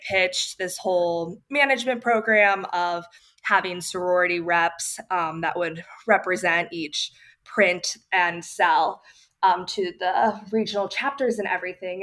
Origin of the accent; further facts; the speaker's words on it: St. Louis, Missouri, United States; moved away as an adult; also born or lived in Dallas, Texas; I grew up in St. Louis